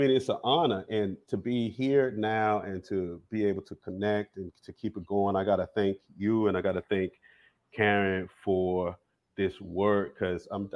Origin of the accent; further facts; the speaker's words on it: Bennettsville, South Carolina, United States; I'm from Bennettsville, from the PD region of South Carolina, PD. Along the river.